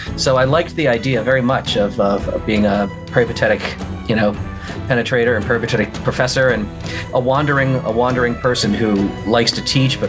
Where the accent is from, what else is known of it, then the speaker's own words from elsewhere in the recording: Philadelphia, Pennsylvania, United States; also born or lived in Western Montana / West Seattle; Originally, I guess the answer is I'm from back east, Philadelphia. Oh. Yeah, I'm from Philadelphia.